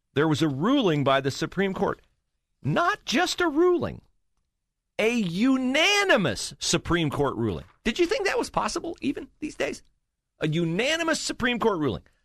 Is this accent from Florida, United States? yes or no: no; West Liberty, Ohio, United States; moved away; my little sleepy hometown. Shout out West Liberty, Ohio